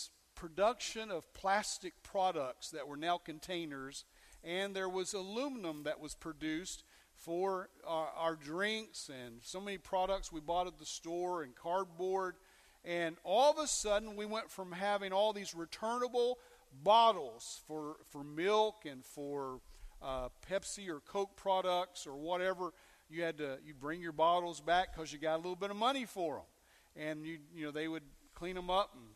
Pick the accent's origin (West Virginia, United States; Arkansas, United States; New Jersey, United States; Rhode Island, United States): West Virginia, United States; West Virginia and Kentucky, United States; also born or lived in North Carolina; I grew up in West Virginia and Kentucky in those days, and a little bit of North Carolina and Virginia